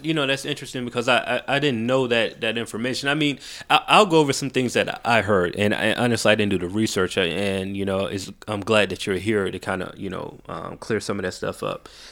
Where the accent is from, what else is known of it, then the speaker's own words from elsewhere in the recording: Macon, Georgia, United States; also born or lived in Atlanta; I was raised in Macon